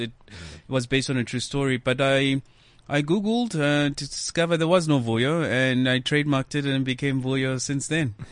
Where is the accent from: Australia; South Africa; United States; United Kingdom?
South Africa; Johannesburg, Gauteng; born and bred in Soweto. Mm. That's where you know um, I grew up